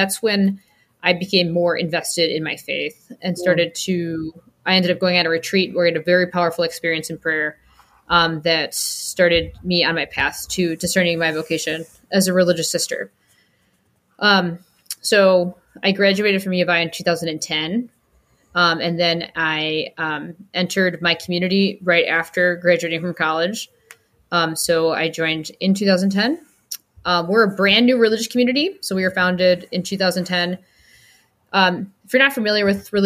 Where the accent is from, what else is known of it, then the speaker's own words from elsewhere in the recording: Rockford, Illinois, United States; I grew up in Rockford, Illinois, which is an hour and a half-ish outside of Chicago